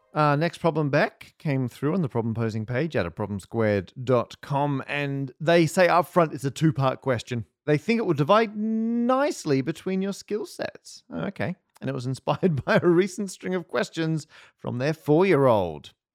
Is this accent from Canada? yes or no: no; Australia; moved away as an adult; now in United Kingdom; growing up in Australia